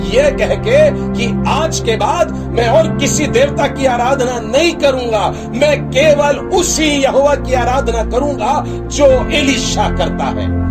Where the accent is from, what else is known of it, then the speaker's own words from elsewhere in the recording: Nagpur, Maharashtra, India; हमारे शहर में भी बड़े बड़े मेगा कॉन्फ्रेंसेस होते हैं नागपुर शहर में कस्तूरचंद पार्क है